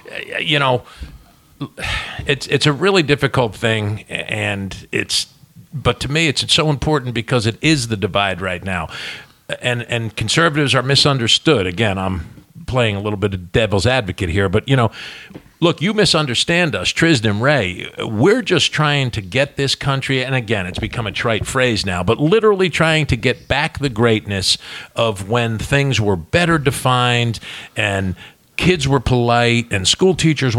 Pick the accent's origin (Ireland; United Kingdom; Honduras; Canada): Ireland; I'm an Irishman. I can embellish and bullshit.